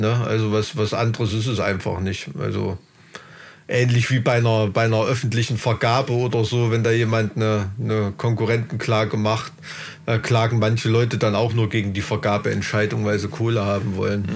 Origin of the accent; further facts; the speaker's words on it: Thuringia, Germany; hier in Thüringen